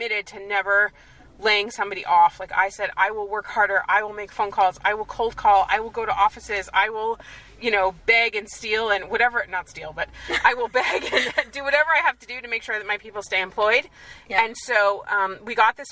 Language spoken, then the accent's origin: English; United States; moved away as an adult; now in Israel